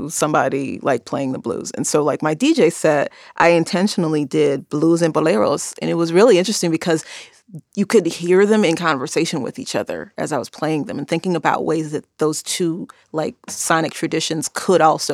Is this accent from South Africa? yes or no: no; Chicago, Illinois, United States; I'm from Chicago.